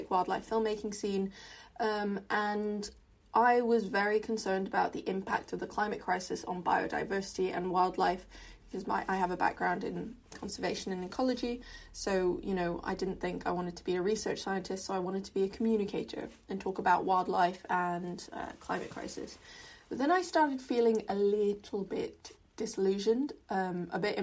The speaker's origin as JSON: {"language": "English", "country": "Hong Kong", "tie": "born or raised there", "said": "growing up in Hong Kong, environmental issues were kind of talked about but not really at the fore of our curriculum"}